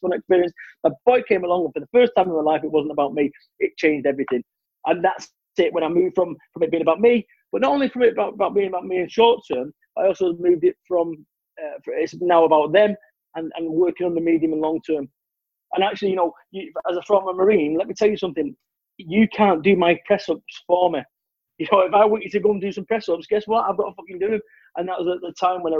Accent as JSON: {"language": "English", "town": "Manchester", "region": "North West England", "country": "United Kingdom", "said": "I'm from Manchester, which is urban. Where I live now, it's like rural"}